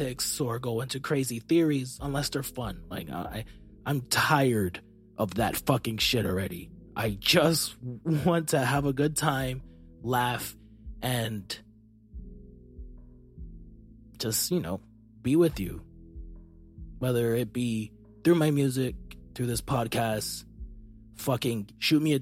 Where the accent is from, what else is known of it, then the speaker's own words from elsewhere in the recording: United States; I'm an American